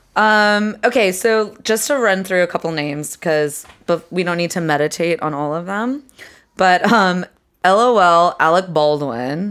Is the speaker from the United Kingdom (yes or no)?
yes; England, United Kingdom; moved away; I grew up in England.